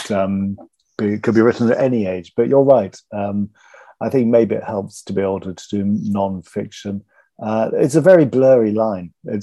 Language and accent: English; East Sussex, South East England, United Kingdom; also born or lived in Kent; now in London, United Kingdom; I grew up first off in East Sussex, which is southeast of London, and then in Kent